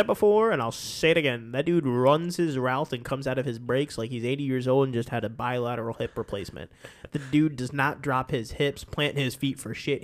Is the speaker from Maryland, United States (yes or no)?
yes; Maryland, United States; we're from Maryland